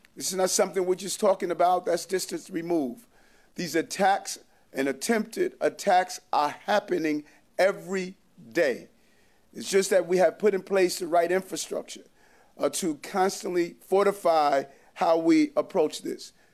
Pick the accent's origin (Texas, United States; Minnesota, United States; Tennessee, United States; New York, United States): New York, United States; Yonkers; I'm a lifelong New Yorker, born and raised in Yonkers, New York